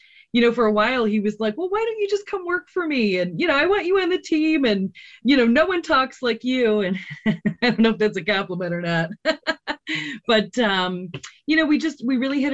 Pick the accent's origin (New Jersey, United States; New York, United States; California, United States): New York, United States; Rochester; I grew up in Rochester. Most of the men in my family worked at Kodak